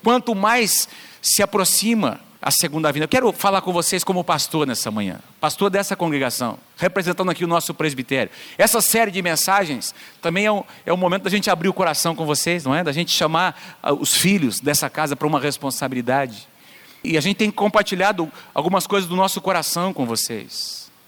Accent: Londrina, Paraná, Brazil; Essa é a minha cidade, amém? É onde eu nasci, onde Deus tem me plantado

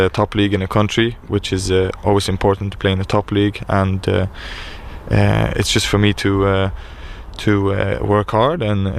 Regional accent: Sweden; moved away as an adult; also born or lived in Drogheda, Ireland; now in Ireland; But since I grew up in Sweden, spent most of my years there, I think I'm mostly Swedish in my ways.

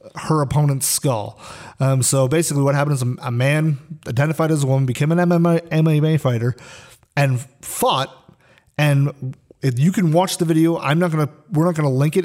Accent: Canada; I was born in Canada

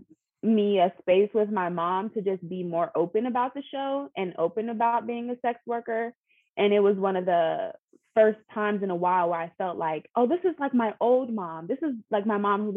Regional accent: Pittsburgh, Pennsylvania, United States; moved away as an adult; now in Philadelphia, United States; I'm originally from Pittsburgh, but I've been living in Philly for about 6 years

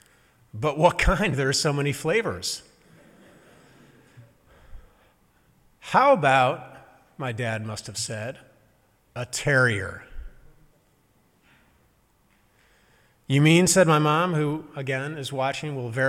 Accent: St. Louis, Missouri, United States; now in Massachusetts, United States; the progressive-conservative divide, means many things in my home state, including how you talk.

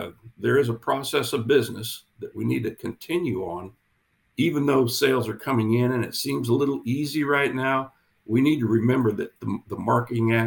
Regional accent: Kansas, United States; moved away as an adult; now in Phoenix, United States; I'm originally from Kansas

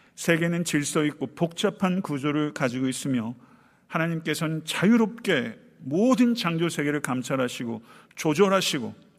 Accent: Buyeo, South Chungcheong, South Korea; moved away; 내 고향 부여 동남이

